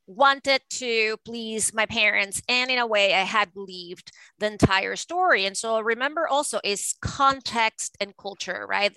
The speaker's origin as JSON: {"language": "English", "country": "Venezuela", "tie": "born or raised there", "moved": "as an adult", "lives_now": "United States", "said": "I was born and raised in Venezuela, and I moved to the United States to go to Harvard Law School."}